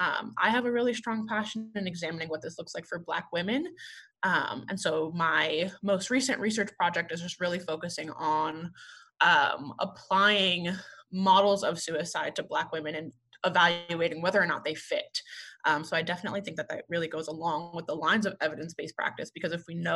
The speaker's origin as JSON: {"language": "English", "town": "New Paltz", "region": "New York", "country": "United States", "also_born_or_lived": "West Virginia", "moved": "as an adult", "lives_now": "Oklahoma, United States", "said": "I am originally from New York, a small town in New York, of New Paltz, New York, about an hour from the city"}